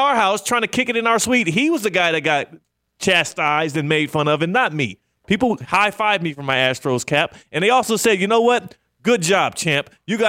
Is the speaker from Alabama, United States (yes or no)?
no; Houston, Texas, United States; Everybody knows I'm from Houston.